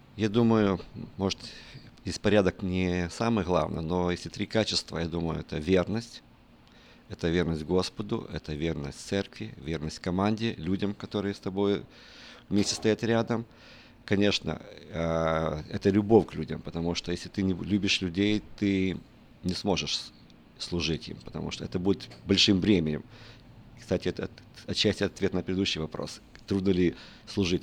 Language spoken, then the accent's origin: Russian; Western Ukraine, Ukraine; я родился в, э, на Западной Украине